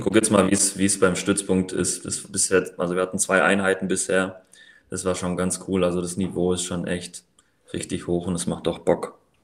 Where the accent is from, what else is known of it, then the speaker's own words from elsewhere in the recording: Riedlingen, Baden-Württemberg, Germany; moved away as an adult; also born or lived in Pfrondorf; now in Tübingen, Germany; Ich komme aus Riedling, also Geburtsort von Mario Gomez. Mario Gomez. ja. Wer das kennt, also Landkreis Biberach und bin dann nach dem Abi nach Tübingen